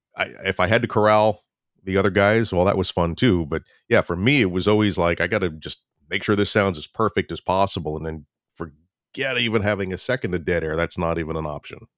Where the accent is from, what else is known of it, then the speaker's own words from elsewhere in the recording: Florida, United States; moved away as an adult; also born or lived in New York; I'm originally from Florida, went, moved up to New York to go to college